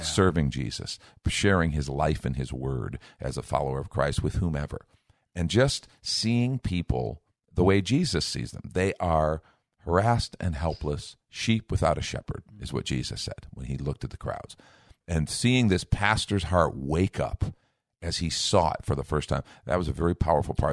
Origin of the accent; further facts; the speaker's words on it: Chicago, Illinois, United States; I grew up in Chicago